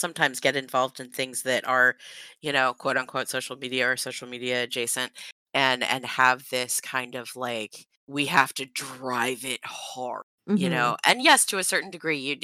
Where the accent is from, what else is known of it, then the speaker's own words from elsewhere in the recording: Florida, United States; we're from Florida